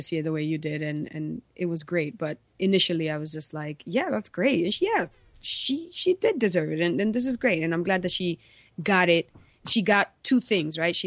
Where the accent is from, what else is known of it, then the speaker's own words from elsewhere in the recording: New York City, New York, United States; I was born and raised in New York, in New York City.